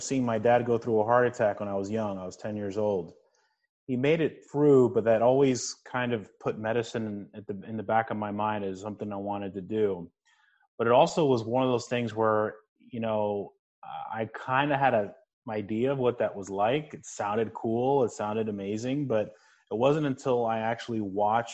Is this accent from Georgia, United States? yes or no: no; New Jersey, United States; I grew up in New Jersey. I was a first-generation Cuban-American.